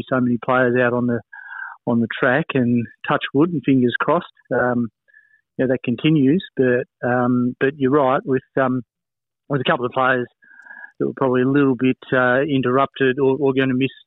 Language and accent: English; Melbourne, Victoria, Australia; So I grew up in Melbourne